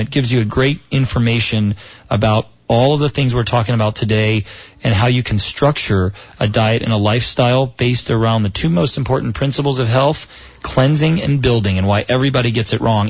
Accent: South Florida, United States; where I was raised in South Florida

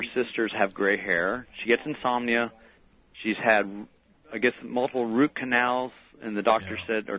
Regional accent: United States; now in England; Well, I'm an American.

